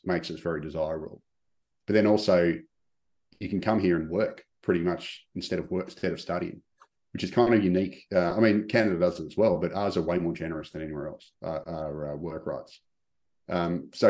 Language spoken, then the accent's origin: English; Melbourne, Victoria, Australia; when I grew up in Melbourne, you know, I grew up in a, I just went to a regular, you know, state school